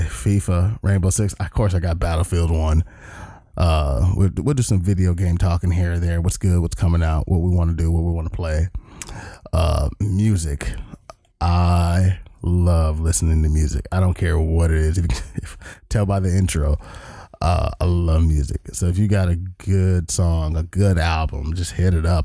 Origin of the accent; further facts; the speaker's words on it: Long Beach, California, United States; moved away as an adult; now in Everett, United States; I am from the great state of California, even though we are in Seattle, Washington